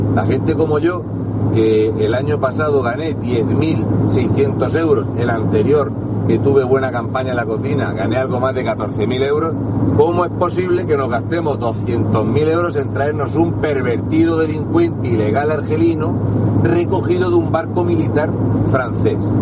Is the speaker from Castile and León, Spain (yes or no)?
no; Region of Murcia, Spain; un murciano encabronado